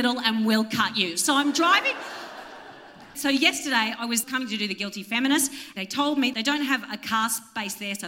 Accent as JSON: {"language": "English", "area": "Central Coast", "region": "New South Wales", "country": "Australia", "also_born_or_lived": "Melbourne", "moved": "yes", "said": "And I'm from the Central Coast."}